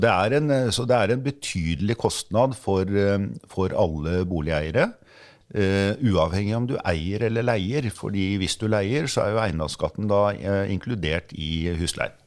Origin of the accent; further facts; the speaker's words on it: Skien, Telemark, Norway; also born or lived in Oslo; now in Bærum, Norway; Jeg vokste opp i en eh, enebolig i Skien